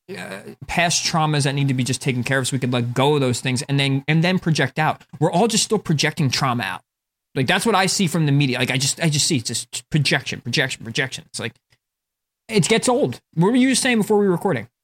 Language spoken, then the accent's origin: English; North Plainfield, New Jersey, United States; I'm from North Plainfield, which is, like, a pretty white suburban area in the middle of, like, a ghetto-ish area. Like, it's up north New Jersey